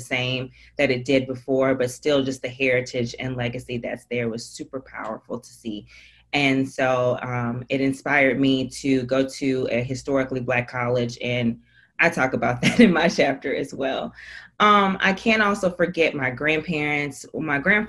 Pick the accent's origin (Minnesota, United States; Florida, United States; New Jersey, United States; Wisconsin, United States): Wisconsin, United States; Milwaukee; I'm from Milwaukee, Wisconsin